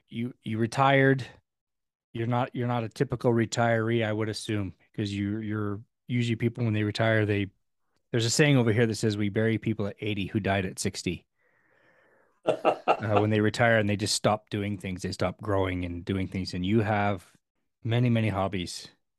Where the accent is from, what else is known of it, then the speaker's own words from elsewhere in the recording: California, United States; Where I grew up in California has a different accent than Utah.